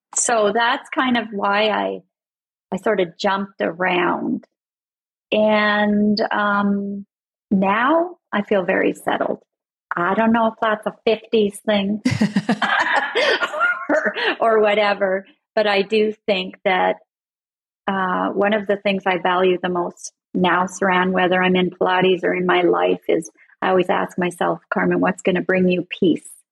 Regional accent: Canada; I'm Canadian and I'm far up north

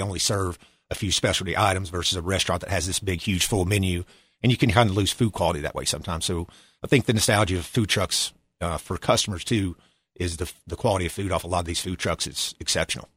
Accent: Boone, North Carolina, United States; also born or lived in Washington, D.C. / Virginia Beach, Virginia; born and raised in Boone, North Carolina.

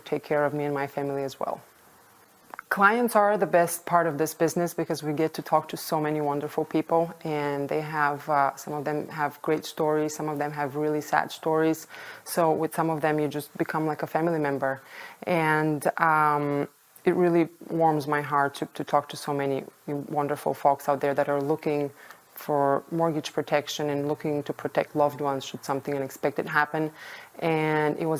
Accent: Bulgaria; moved away as an adult; now in United States; I was born and raised in Bulgaria, Eastern Europe

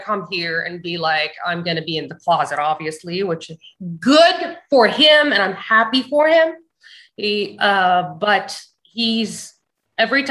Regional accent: United States; As an American

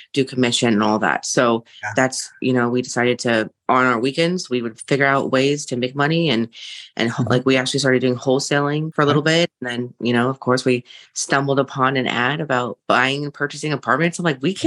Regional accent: Seattle, Washington, United States; I am from the Seattle area

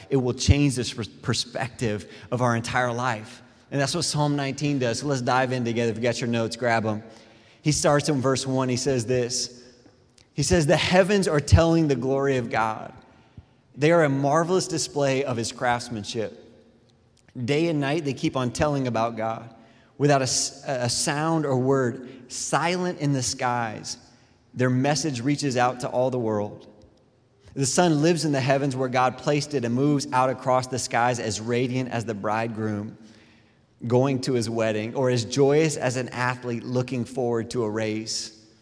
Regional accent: Clearwater, Florida, United States; I grew up in Clearwater

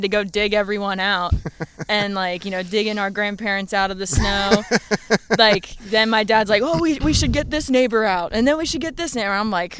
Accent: Anne Arundel County, Maryland, United States; also born or lived in Glen Burnie, Maryland / Pasadena, Maryland; I grew up in Anne Arundel County, Maryland. My parents were in different parts of the town, so separated from, you know, birth, essentially. My dad lived in Glen Burnie, and then my mom lived in Pasadena, Maryland.

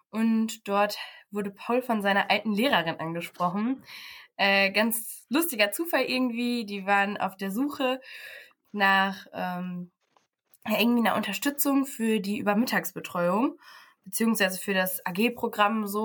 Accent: Paderborn, North Rhine-Westphalia, Germany; now in Aachen, Germany; Ich komme aus Paderborn, bin im Sommer nach Aachen gezogen und mache jetzt hier mein Praxissemester.

